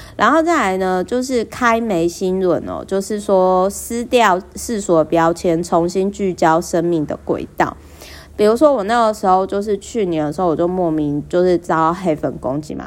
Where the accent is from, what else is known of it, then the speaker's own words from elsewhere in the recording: Kaohsiung, Taiwan; now in Taipei, Taiwan; 我每次回高雄